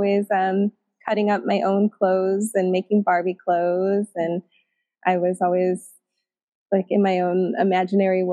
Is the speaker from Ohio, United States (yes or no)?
no; Chicago, Illinois, United States; moved away as an adult; also born or lived in Munster, Indiana / Texas; now in Topanga, United States; I was born in Munster, Indiana. It's a suburb outside of Chicago, and I was raised all around Chicago